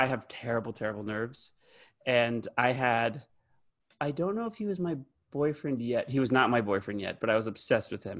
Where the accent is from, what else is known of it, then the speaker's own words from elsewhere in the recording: Plano, Texas, United States; now in Los Angeles, United States; I grew up in Plano, which is just outside of Dallas.